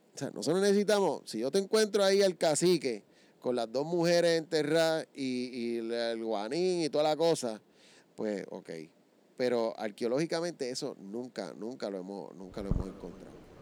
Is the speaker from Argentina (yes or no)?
no; Puerto Rico